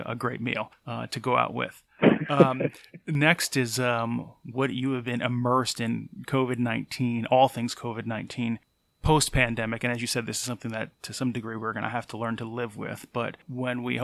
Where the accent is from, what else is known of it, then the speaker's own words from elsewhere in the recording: New Jersey, United States; moved away; also born or lived in Philadelphia; I was born in New Jersey